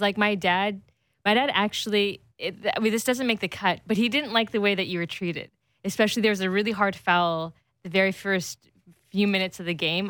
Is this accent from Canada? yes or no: yes; Canada; second generation Canadian kid